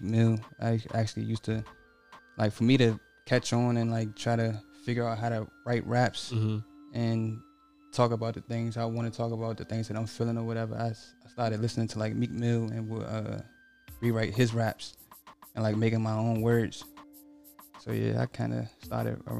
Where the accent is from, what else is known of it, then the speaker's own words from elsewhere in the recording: Glen Allen, Maryland, United States; I'm from Glen Allen, Maryland